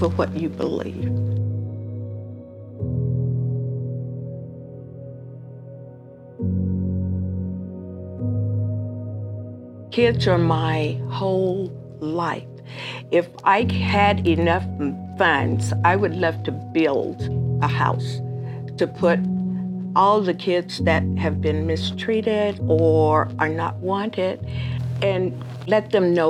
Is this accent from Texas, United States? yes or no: yes; Amarillo, Texas, United States; now in Albuquerque, United States; I grew up in Amarillo